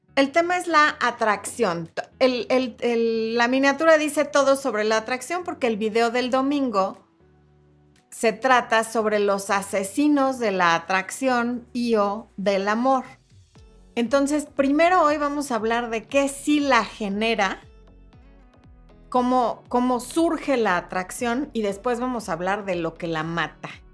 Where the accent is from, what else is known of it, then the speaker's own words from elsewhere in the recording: Mexico City, Mexico; la gente tiene un acento diferente al que tengo yo, que soy de la Ciudad de México